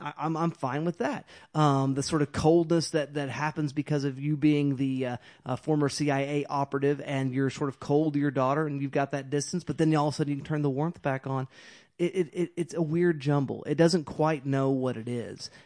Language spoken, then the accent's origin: English; Carnegie, Oklahoma, United States; moved away; Carnegie, yeah. I'm from Carnegie.